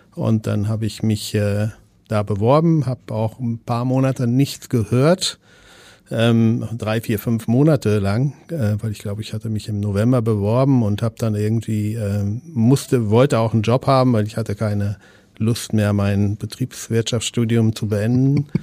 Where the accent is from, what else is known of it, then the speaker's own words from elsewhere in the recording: East Frisia, Lower Saxony, Germany; now in Hamburg, Germany; ich komme aus Ostfriesland